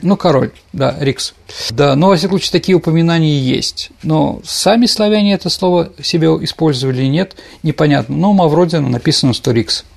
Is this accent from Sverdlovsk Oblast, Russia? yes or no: no; Saint Petersburg, Russia; я питерский мальчик, которого воспитали в определенном направлении